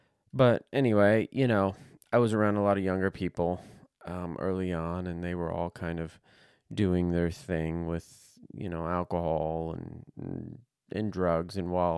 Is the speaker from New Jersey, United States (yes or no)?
yes; New Jersey, United States; born there; Right now I'm 45, going to be 46 in a couple months. I was born in New Jersey.